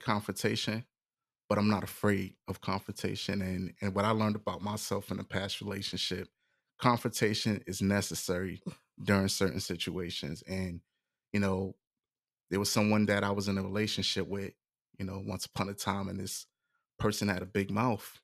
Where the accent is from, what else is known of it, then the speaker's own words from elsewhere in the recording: New York City, New York, United States; moved away; also born or lived in Hillsborough County, Florida; where I'm from, you know, I was born in the Bronx